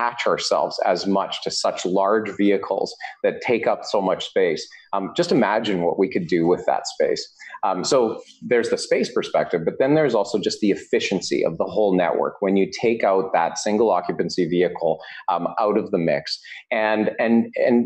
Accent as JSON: {"language": "English", "town": "Vancouver", "region": "British Columbia", "country": "Canada", "said": "I'm from Vancouver, so I've lived in Vancouver for over 15 years"}